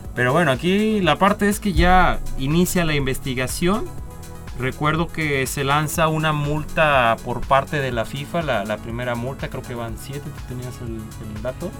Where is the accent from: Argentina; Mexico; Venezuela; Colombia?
Mexico; nosotros como mexicanos